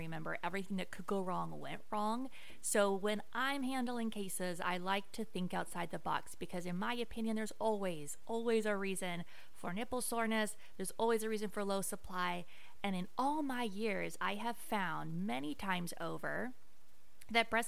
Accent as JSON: {"language": "English", "town": "Las Vegas", "region": "Nevada", "country": "United States", "tie": "born or raised there", "also_born_or_lived": "Orange County, California", "moved": "yes", "said": "I am from Las Vegas, Nevada. Can I give it for my Vegas peeps? Growing up in Vegas is weird, y'all. It's like we kind of have our own weird accent out there"}